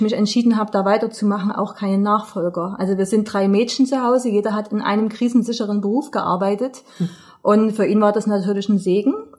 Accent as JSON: {"language": "German", "region": "East Germany", "country": "Germany", "said": "bei uns in Ostdeutschland"}